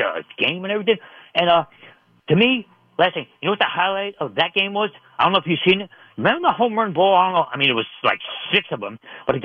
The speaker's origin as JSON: {"language": "English", "town": "New York City", "region": "New York", "country": "United States", "tie": "born or raised there", "moved": "yes", "lives_now": "Connecticut, United States", "said": "I was born in Brooklyn. I'm a New Yorker, but I live in Connecticut now."}